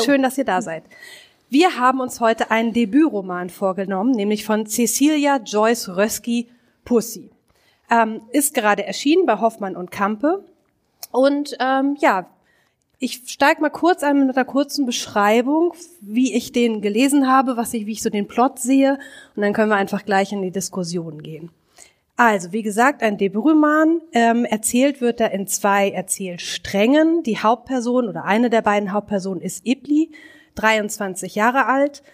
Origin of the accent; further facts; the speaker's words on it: Hamburg, Germany; now in Berlin, Germany; ich bin Hamburgerin